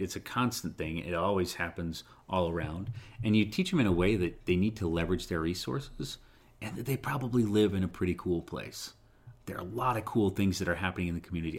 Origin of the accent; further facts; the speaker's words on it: Utah, United States; I tell people I'm from Utah